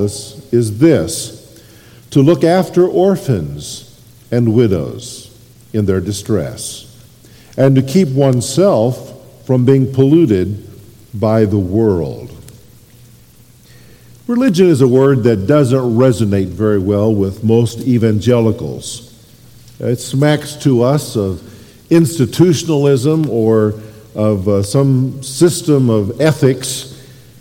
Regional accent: Kansas, United States; moved away; I grew up in the Midwest, and in the state where I grew up, there was a town called Liberal, Kansas

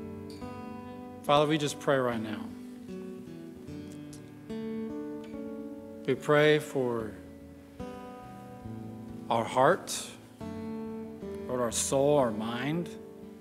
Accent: West Texas, United States; I grew up in West Texas, surrounded by farmlands, mainly cotton out there

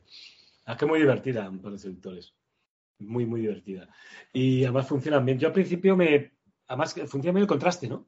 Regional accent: Madrid, Community of Madrid, Spain; yo vivía, en mi infancia vivía en Usera.

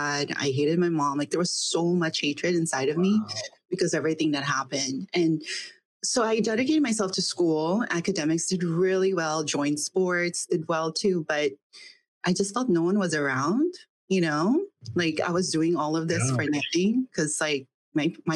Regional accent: Philippines; also born or lived in India; now in United States; I was born in India, but I grew up in the Philippines.

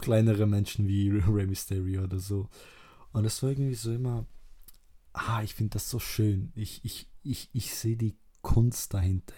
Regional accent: Kruševac, Rasina District, Serbia; moved away; ich komme, ursprünglich aus Ser Serbien ähm, und aus 1371. Da wurde die Stadt gebaut, also ich komme äh, aus Kruschewac, heißt die Stadt

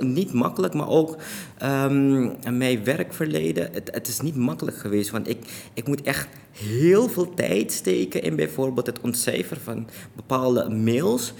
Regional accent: Suriname; now in Netherlands; ik ben in Suriname geboren en daar opgegroeid en ook daar naar school geweest.

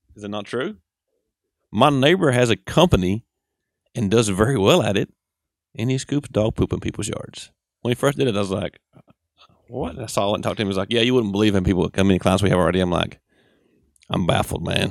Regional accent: United States; accent: Southern; We're from Saint Charles Ethel down through there

